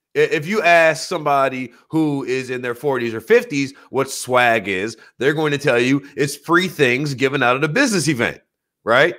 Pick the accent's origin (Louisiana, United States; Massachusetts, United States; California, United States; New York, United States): Louisiana, United States; New Orleans; moved away; also born or lived in Michigan; I'm from New Orleans. I was raised on seafood as a staple